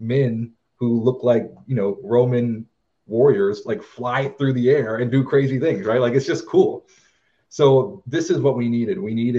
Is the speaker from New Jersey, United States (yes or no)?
no; Texas, United States; I'm from Texas